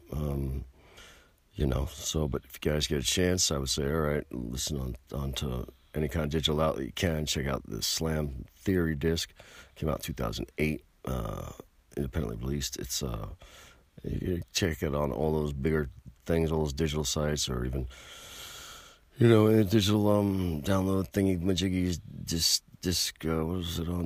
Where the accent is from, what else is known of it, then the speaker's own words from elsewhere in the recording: United States; I'm an American citizen. I'm an American patriot